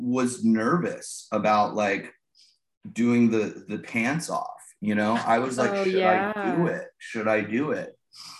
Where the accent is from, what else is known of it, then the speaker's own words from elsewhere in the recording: United States; also born or lived in Los Angeles; as an American